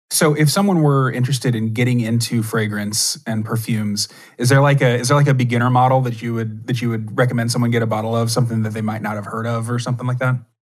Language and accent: English; Texas, United States; I grew up in Texas